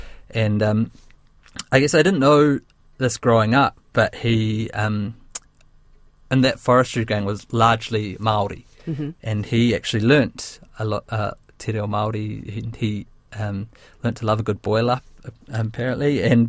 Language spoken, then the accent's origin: English; India; I'm very proud now that I've grown up. I recognise that I am Indian, and I am proud